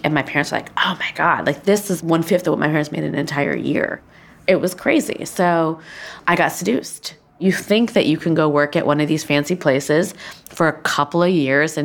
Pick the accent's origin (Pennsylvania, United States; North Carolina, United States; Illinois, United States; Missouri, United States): Illinois, United States; Schaumburg; growing up, like, in a Midwestern town in the 1980s, being brown